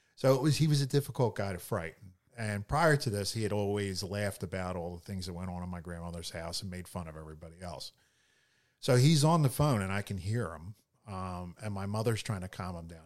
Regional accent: Philadelphia, Pennsylvania, United States; I grew up in Philadelphia

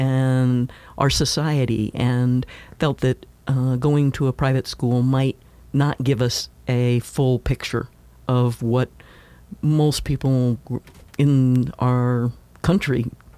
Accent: Tennessee, United States; also born or lived in Kansas; Well, I was born in Kansas, and my parents were military, so we moved around quite a bit. But after a divorce, we ended up in Tennessee.

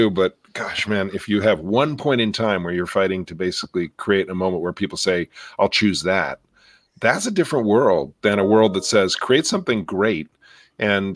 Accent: New York, United States; moved away; I grew up in New York, and watch Channel 13 and listen to public radio in New York

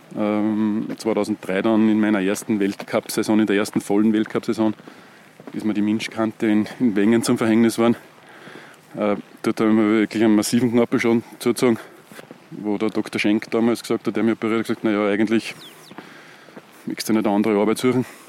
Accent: Göstling an der Ybbs, Lower Austria, Austria; Eigentlich bin ich aus Gößlinger und, und bin im Steinbachtal aufgewachsen. Habe dort meine Kindheit verbracht

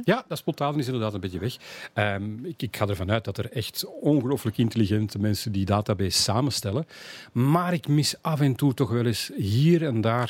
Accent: Antwerp, Flanders, Belgium; als echte Antwerpenaar

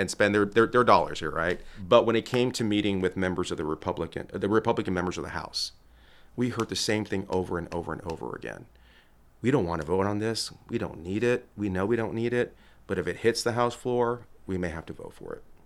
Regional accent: Laredo, Texas, United States; moved away as an adult; now in Dallas, United States; I'm originally from Laredo, Texas, born and raised

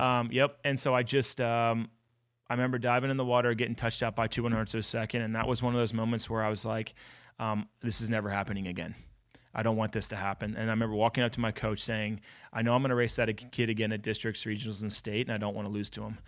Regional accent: Philadelphia, Pennsylvania, United States; born and raised in Philadelphia

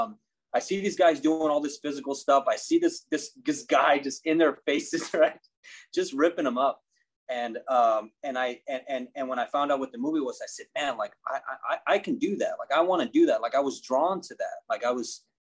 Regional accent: Corpus Christi, Texas, United States; I grew up in South Texas, in a town called Corpus Christi.

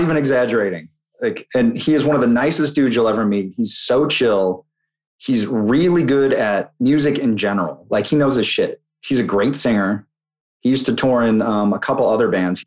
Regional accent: Utah, United States; moved away; growing up in Utah

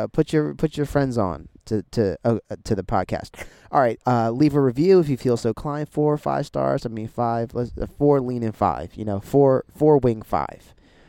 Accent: Delaware, United States; moved away; also born or lived in Texas; growing up in Delaware

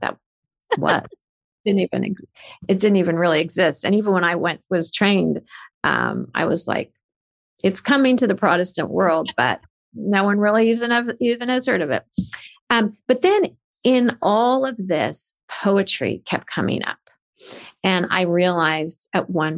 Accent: United States; I was born in America.

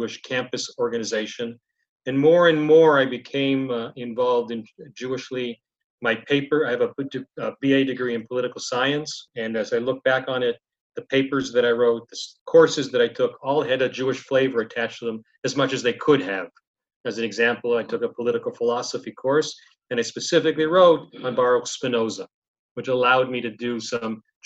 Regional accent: Toronto, Ontario, Canada; I was born in Toronto, Canada

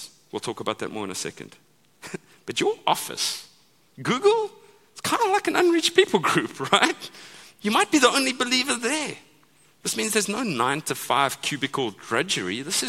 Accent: United States; the same guy delivers boxes to my house every day because I'm American and I order stuff every day, right?

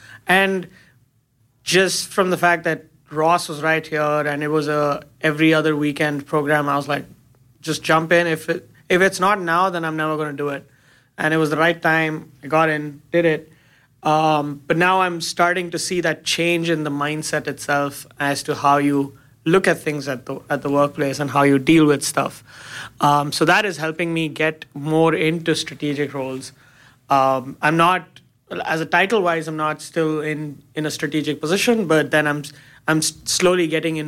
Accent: India; now in United States; I moved from India. I moved here. I moved in 2011. I just wanted some change.

